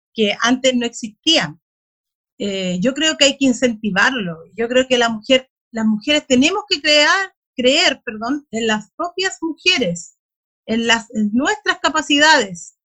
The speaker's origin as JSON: {"language": "Spanish", "town": "Bulnes", "region": "Ñuble", "country": "Chile", "said": "de mi comuna, yo soy de Bulnes, de una comuna rural también de la región"}